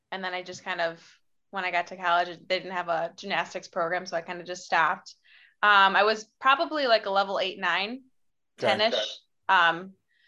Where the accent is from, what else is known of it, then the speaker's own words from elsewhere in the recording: Batavia, New York, United States; now in Rochester, United States; I grew up in Batavia, New York. I currently live in Rochester, New York